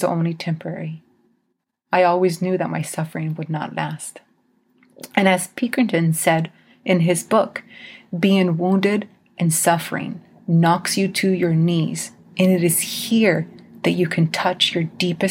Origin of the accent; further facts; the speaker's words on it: Idaho, United States; As a Mexican growing up in Idaho, there were a lot of times I was treated as a second-class citizen.